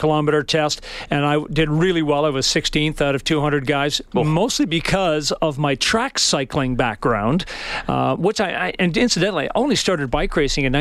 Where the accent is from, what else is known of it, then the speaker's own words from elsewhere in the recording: Vancouver, British Columbia, Canada; my hockey background growing up in Vancouver